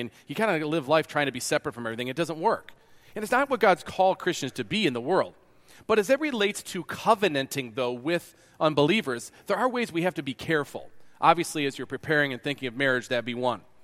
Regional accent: New York, United States; moved away; also born or lived in Kansas; I'm from New York.

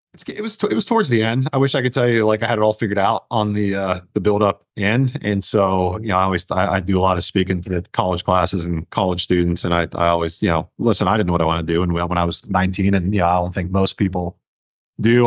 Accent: Ohio, United States; moved away; I'm from Ohio, was looking at Ohio State

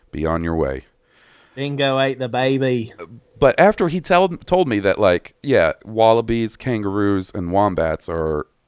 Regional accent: Columbus, United States; growing up in Columbus with the Air Force Base right there, seeing planes is super common.

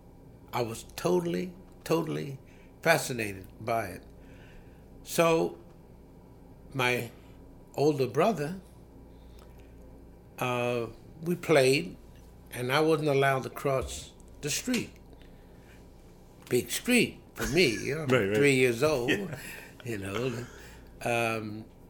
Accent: Elkton, Maryland, United States; my hometown of Elkton, Maryland

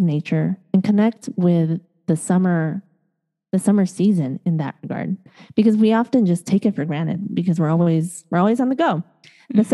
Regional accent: Chicago, Illinois, United States; also born or lived in East Coast, United States; now in Los Angeles, United States; I was born and raised in Chicago

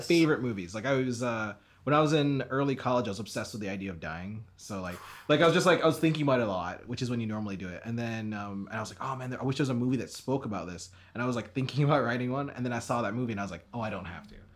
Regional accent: Jamaica; growing up in Jamaica

